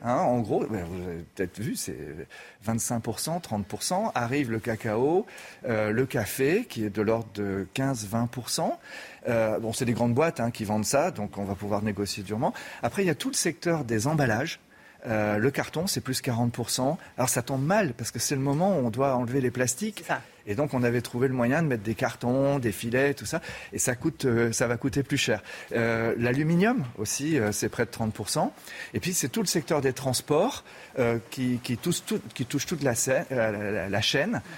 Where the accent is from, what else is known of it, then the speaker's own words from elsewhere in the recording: France; en tant que Français